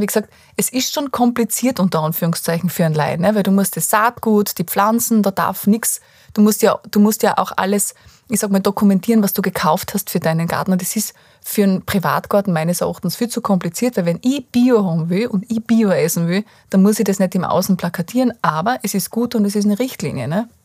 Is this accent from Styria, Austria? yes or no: yes; Styria, Austria; bei uns in der Steiermark ist ja ganz viel Lehmboden